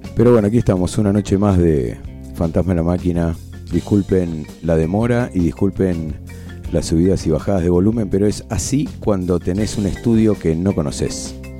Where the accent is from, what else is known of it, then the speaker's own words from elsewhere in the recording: Argentina; aún siendo argentino